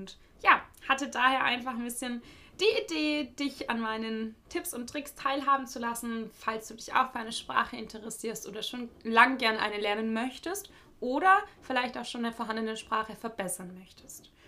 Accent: Germany; first language German; ich äh, bin in Deutschland aufgewachsen, also meine Muttersprache ist Deutsch.

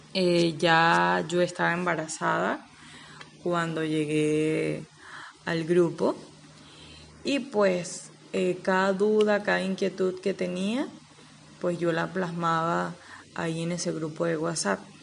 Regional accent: Anaco, Anzoátegui, Venezuela; Soy de Anaco, estado Anzuategui, de nacionalidad venezolana

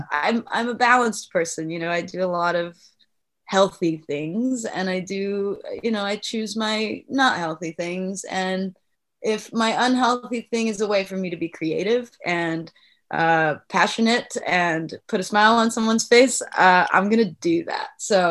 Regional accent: Ireland; I'm Irish, so it's in my blood

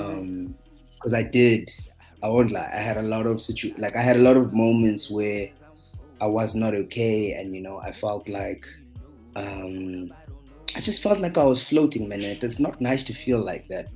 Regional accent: Johannesburg, Gauteng, South Africa; I'm from Johannesburg, South Africa

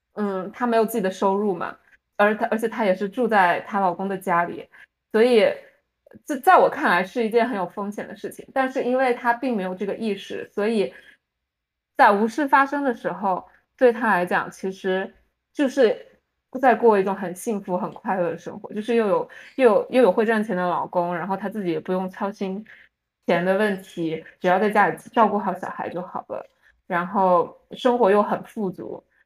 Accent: Fujian, China; now in United States; 我们福建人

